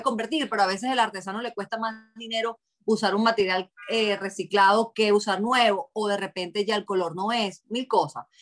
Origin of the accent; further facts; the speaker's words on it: Venezuela; now in Boston, United States; fui criada en Venezuela y mi familia adoptó mucho esa cultura